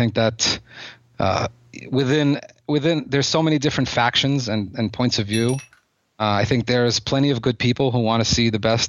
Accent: Odesa, Odesa Oblast, Ukraine; Yeah, I was born in Ukraine. The city that it's a complicated subject, because the city that I came from, Odessa, was most major cities in Ukraine at the time

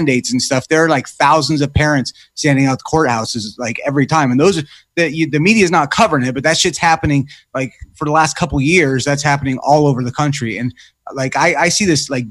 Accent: Oregon, United States; I'm from Oregon

